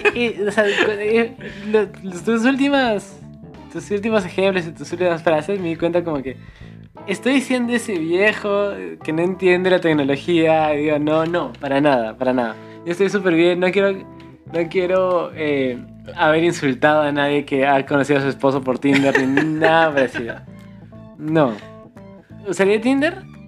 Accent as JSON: {"language": "Spanish", "region": "Cusco", "country": "Peru", "said": "nosotros, como siempre lo mencionamos varias veces, somos de Cusco"}